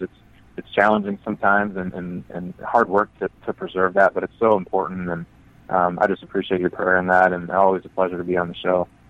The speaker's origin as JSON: {"language": "English", "region": "Midwest", "country": "United States", "tie": "born or raised there", "said": "I grew up in the Midwest."}